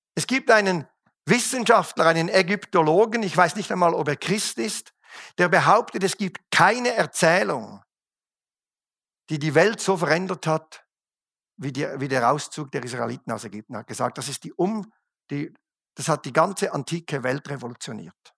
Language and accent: German; Switzerland; als Schweizer feiern wir den 4. Juli nicht. Wenn es hochkommt, feiern wir den 1. August